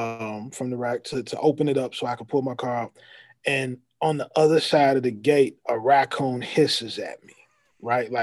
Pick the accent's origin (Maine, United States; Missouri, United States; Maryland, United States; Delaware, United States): Missouri, United States; St. Louis; I grew up here